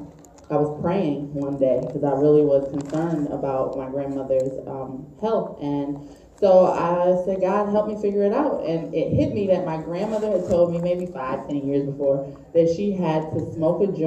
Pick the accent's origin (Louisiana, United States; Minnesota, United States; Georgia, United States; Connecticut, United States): Connecticut, United States; New Haven; I'm from New Haven, Connecticut. So I'm your neighbor, you Massachusetts folks.